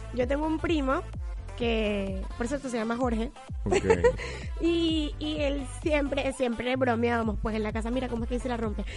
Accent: Venezuela; moved away; yo soy venezolana

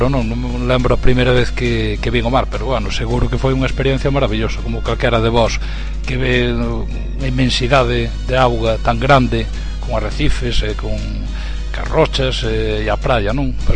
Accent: Chantada, Galicia, Spain; eu son de Chantada, da zona o é, eh, no interior de Lugo, non?

